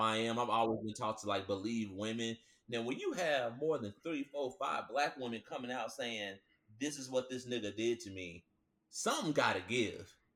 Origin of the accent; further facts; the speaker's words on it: Nashville, Tennessee, United States; also born or lived in Franklin, Tennessee; I was born in Nashville, and Williamson County, like Franklin, Brentwood, and all